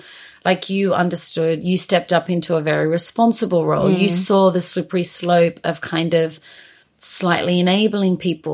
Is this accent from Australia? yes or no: yes; Australia; now in United Kingdom; being an Australian coming to the UK